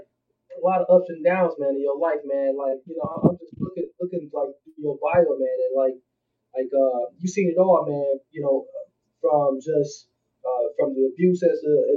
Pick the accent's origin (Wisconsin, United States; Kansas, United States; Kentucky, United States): Wisconsin, United States; Milwaukee; my hometown, Milwaukee, Wisconsin